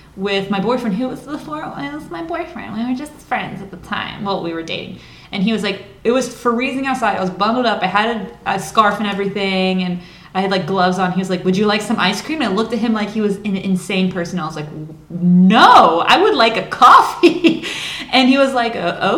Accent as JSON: {"language": "English", "country": "United States", "said": "the U.S."}